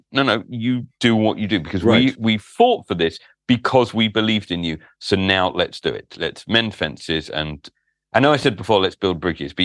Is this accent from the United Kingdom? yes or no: yes; London, United Kingdom; I grew up in London, a glory-hunting Liverpool fan.